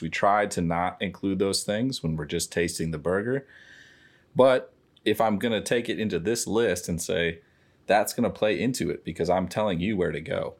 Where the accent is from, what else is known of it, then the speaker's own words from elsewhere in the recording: St. Louis Park, Minnesota, United States; I grew up in Saint Louis Park.